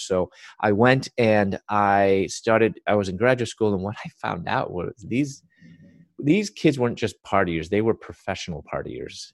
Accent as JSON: {"language": "English", "town": "Chicago", "region": "Illinois", "country": "United States", "tie": "born or raised there", "said": "was born and raised in Chicago"}